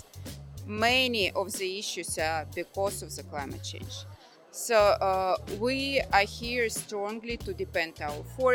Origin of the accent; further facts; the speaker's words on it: Russia; I'm from Russia. I belong to indigenous group Selkup, which are forest people.